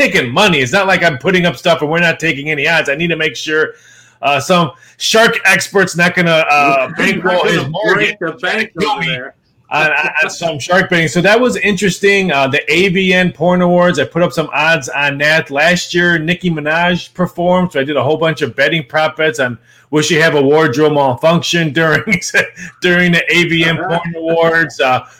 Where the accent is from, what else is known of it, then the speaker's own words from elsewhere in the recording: Chicago, Illinois, United States; now in Las Vegas, United States; Born and raised in Chicagoland area